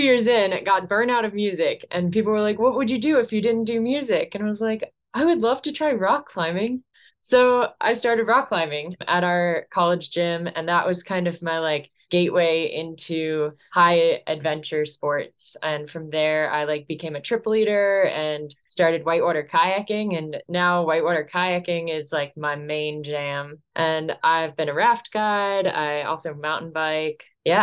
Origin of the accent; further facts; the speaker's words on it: Delaware, United States; grew up in Delaware, but I went to Montana every summer to visit my aunt